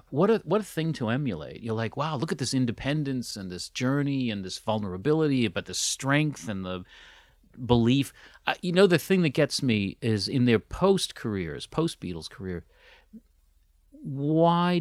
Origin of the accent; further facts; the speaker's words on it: United States; as an American kid